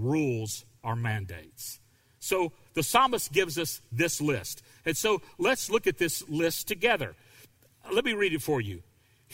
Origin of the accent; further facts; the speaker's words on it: the South, United States; I grew up in the South, and I understand what it's like to grow up in a family of racists